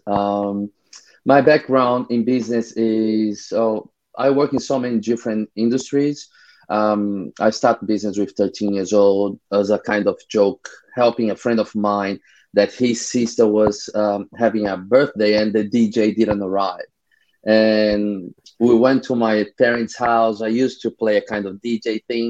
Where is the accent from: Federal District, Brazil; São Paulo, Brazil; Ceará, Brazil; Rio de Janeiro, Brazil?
Rio de Janeiro, Brazil; I'm from Rio, Brazil